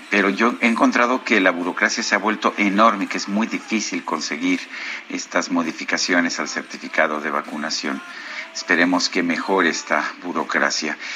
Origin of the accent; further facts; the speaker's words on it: Azcapotzalco, Mexico City, Mexico; de Azcapotzalco.